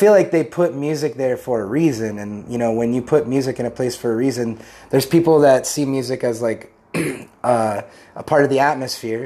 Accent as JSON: {"language": "English", "region": "California", "country": "United States", "tie": "born or raised there", "moved": "as an adult", "lives_now": "Pennsylvania, United States", "said": "I was born in Pennsylvania, but when I was three, my folks moved to California. Mm-hmm. So it's like, I feel, since I spent 3 to 21 out there, I feel very Californian"}